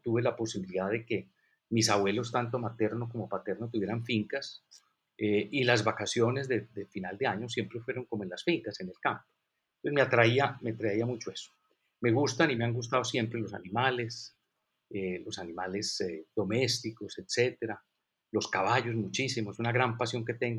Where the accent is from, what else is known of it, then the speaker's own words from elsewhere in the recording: Colombia; also born or lived in United States; regresé a Colombia después de la maestría que hice en Estados Unidos